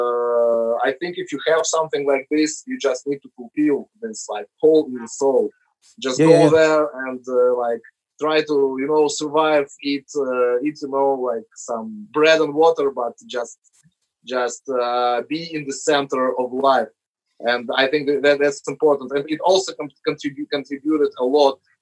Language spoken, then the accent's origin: English; Moscow, Russia; when we were growing up in Moscow in the 90s